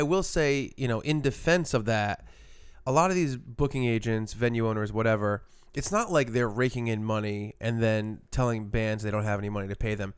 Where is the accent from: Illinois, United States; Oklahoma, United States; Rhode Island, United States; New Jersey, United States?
Rhode Island, United States; Providence; we're from Providence, so it was like a, a home show